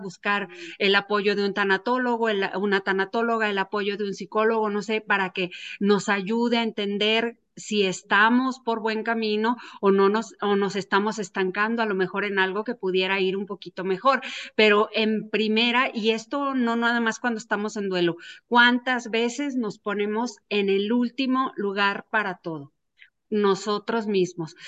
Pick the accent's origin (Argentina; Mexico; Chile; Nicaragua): Mexico; nosotros como mexicanos